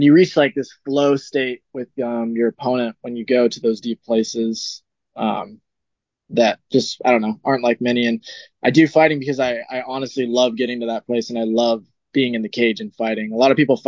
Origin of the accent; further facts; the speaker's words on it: Reno, Nevada, United States; I'm from Reno, so I'm like a little ways away from Vegas